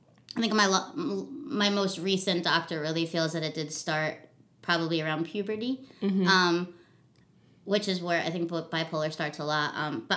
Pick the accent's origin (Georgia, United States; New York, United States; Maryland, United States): New York, United States; Long Island; moved away as an adult; now in Hawaii, United States; I was born in New York, originally from Long Island, New York. But I've been in Hawaii August 15th, I actually believe it was 10 years since I moved here. So this is definitely my home, but I'm definitely New York bred